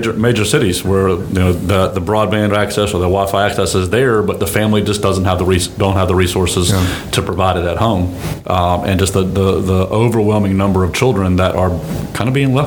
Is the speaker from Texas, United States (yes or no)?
no; Mobile County, Alabama, United States; I grew up in Mobile County